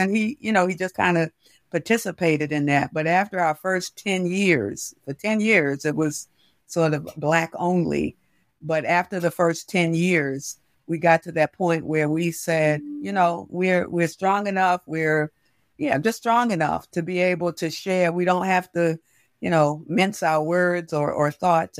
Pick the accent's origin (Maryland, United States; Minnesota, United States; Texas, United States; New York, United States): Maryland, United States; Baltimore; I grew up in West Baltimore